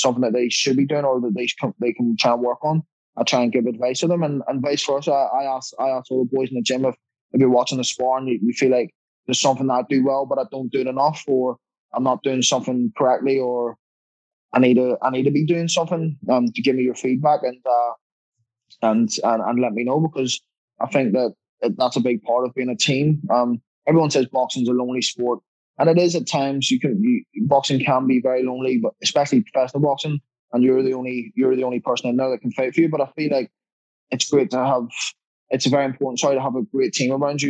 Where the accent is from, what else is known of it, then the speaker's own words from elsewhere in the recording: Ireland; also born or lived in London, United Kingdom; I'm Irish through and through